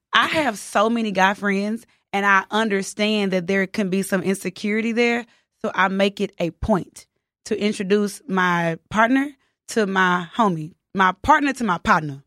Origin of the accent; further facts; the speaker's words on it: the South, United States; accent: country; also born or lived in Houston; I'm from the South